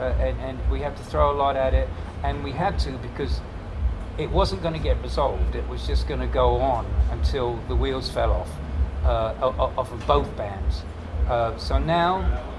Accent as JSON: {"language": "English", "region": "England", "country": "United Kingdom", "moved": "as an adult", "lives_now": "United States", "said": "I still got the accent, of course, but I've been here maybe 10 years more than I ever spent in England"}